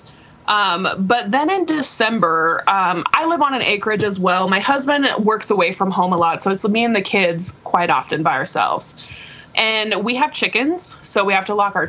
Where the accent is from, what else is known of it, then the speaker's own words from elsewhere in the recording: Nebraska, United States; I'm from Nebraska